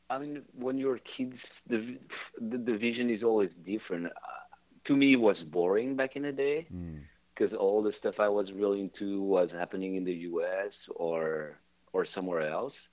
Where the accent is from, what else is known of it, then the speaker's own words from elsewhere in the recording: Geneva, Switzerland; Oh, Geneva.